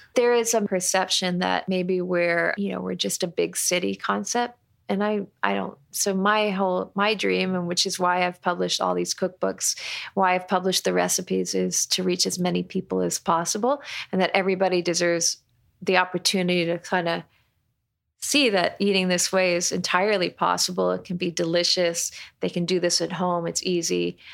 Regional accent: Toronto, Ontario, Canada; moved away; I'm Canadian. I'm from Toronto.

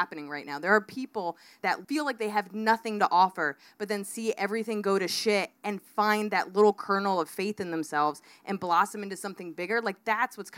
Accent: United States

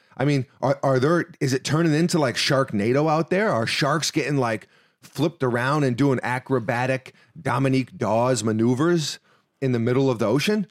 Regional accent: New York City, New York, United States; now in Florida, United States; we're from New York City

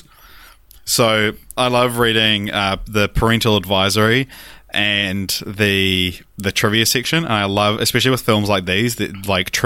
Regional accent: Christchurch, Canterbury, New Zealand; now in Auckland, New Zealand; I'm from Christchurch

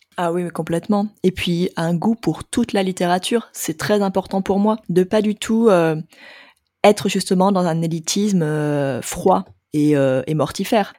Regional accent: France; on est français

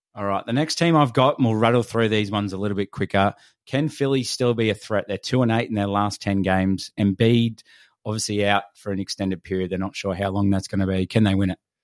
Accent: Australia; we're from Australia

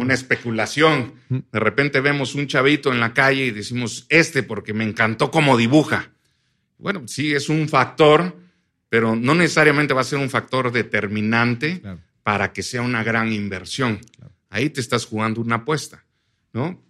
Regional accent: Oaxaca, Mexico; nosotros somos de Oaxaca

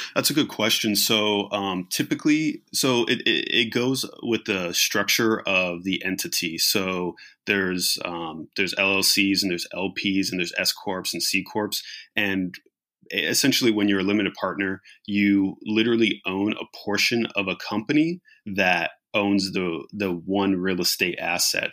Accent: Riverside, California, United States; now in Los Angeles, United States; I grew up in Riverside, California

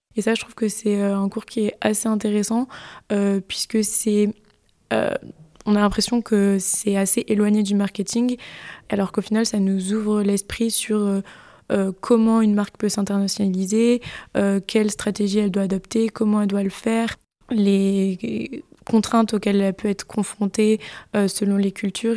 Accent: Bordeaux, Nouvelle-Aquitaine, France; je viens euh, de Bordeaux, d'ici

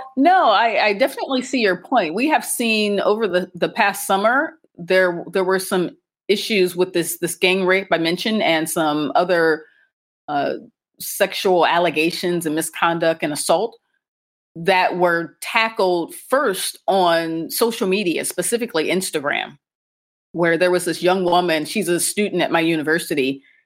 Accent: Akron, Ohio, United States; moved away as an adult; now in Cairo, Egypt; I'm American, and I grew up in the U.S., specifically in Ohio, and more specifically in Akron, Ohio, home of LeBron James

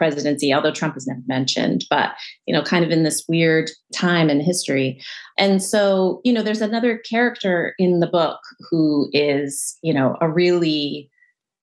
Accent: California outside of LA, United States; I grew up in California outside

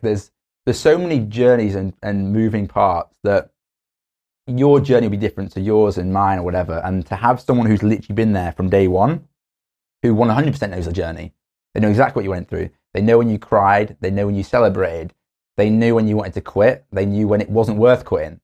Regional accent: Stoke-on-Trent, West Midlands, United Kingdom; moved away; also born or lived in Cambridge; I'm from Stoke on Trent

